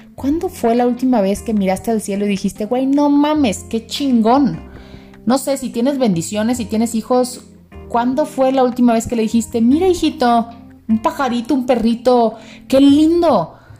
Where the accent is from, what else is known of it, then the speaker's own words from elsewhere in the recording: Monterrey, Nuevo León, Mexico; moved away as an adult; now in Mexico City, Mexico; Yo soy de Monterrey, sí, este rancho enorme, soy ranchera